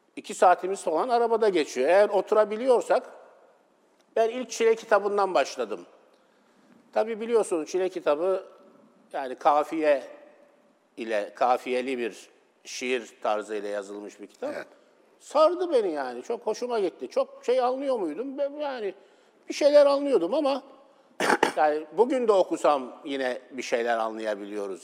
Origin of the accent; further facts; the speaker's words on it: Istanbul, Turkey; ben Esenler'de çocukluğum geçti.